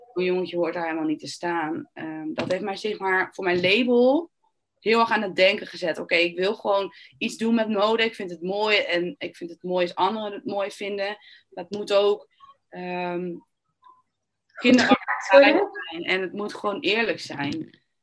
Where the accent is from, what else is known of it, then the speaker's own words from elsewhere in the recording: Netherlands; je bent eigenlijk als Nederlander of als Europeaan